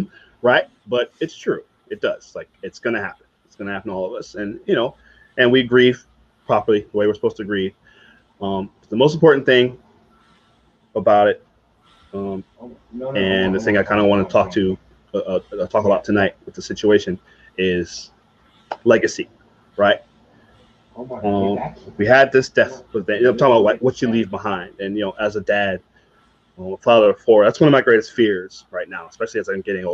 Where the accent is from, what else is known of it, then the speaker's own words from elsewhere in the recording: Virginia, United States; growing up in Virginia